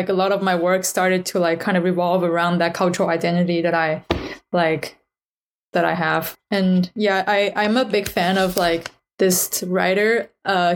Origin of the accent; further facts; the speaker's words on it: China; English is a second language; moved away as an adult; now in United States; after I came to the United States, because I grew up in China.